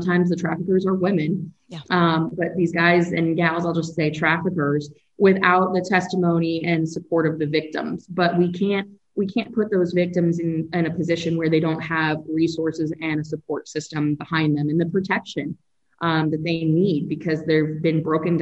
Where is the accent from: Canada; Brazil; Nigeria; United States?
United States; Gainesville, Florida; hometown of Gainesville